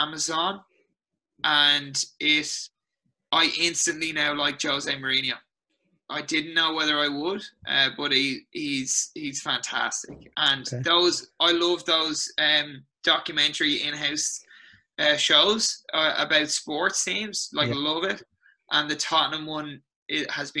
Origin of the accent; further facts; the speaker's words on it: Skerries, Leinster, Ireland; now in Halifax, Canada; My hometown of Skerries